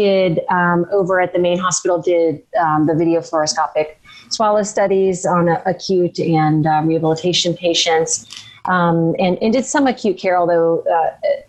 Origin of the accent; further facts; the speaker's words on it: Florida, United States; I'm from Florida, so we don't have deciduous trees there